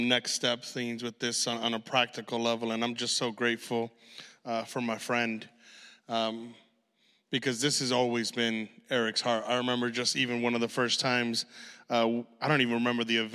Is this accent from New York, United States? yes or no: no; Chicago, Illinois, United States; we're from Chicago